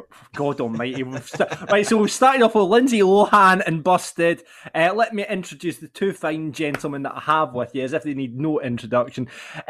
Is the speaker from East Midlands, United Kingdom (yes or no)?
no; Larbert, Scotland, United Kingdom; I present this show. I hail from Larbert.